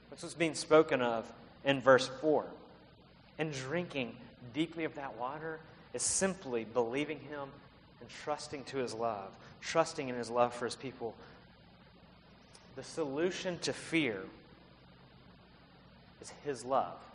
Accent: Alabama, United States; also born or lived in South Carolina; now in Palo Alto, United States; Earlier this year, we moved here from South Carolina. I'm from Alabama, Liz from Mississippi. We worked in South Carolina. We're Southerners.

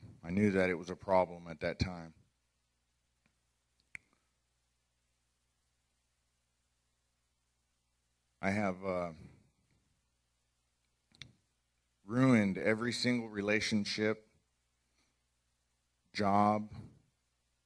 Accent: Orange County, California, United States; grew up in Orange County, California

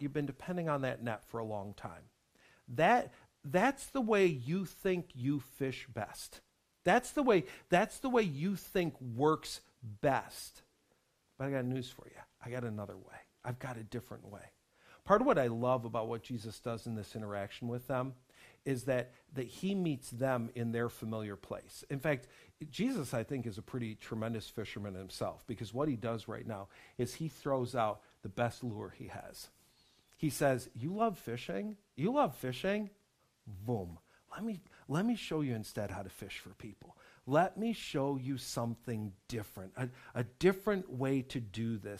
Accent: Western New York, United States; I was growing up in Western New York

